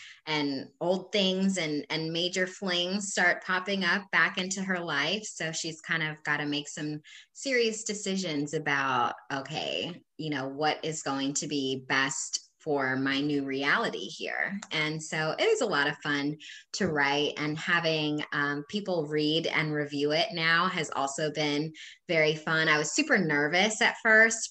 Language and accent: English; Havre de Grace, Maryland, United States; moved away as an adult; now in Hampton Roads, United States; I'm originally from Havertie Grace, Maryland. However, I have called Hampton Roads home now for a decade